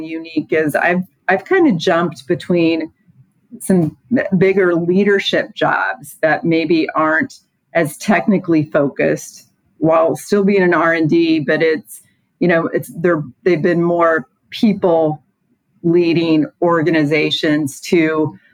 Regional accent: Indiana, United States; growing up in Indiana

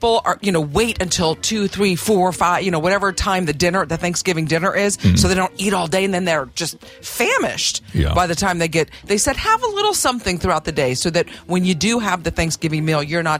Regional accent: Oklahoma, United States; moved away; growing up in Oklahoma, there were snakes.

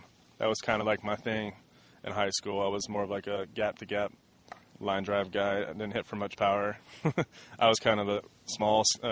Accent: Redlands, California, United States; growing up in Redlands my whole life

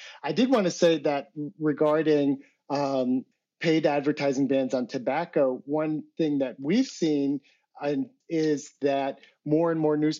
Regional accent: United States; I'm an American.

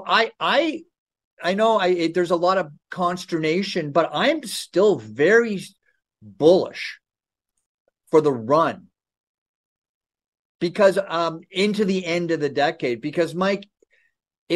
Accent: Ontario, Canada; I grew up in Ontario

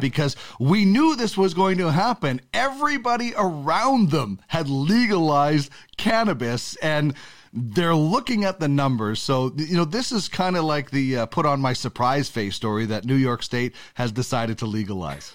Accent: Canada; I'm a Canadian

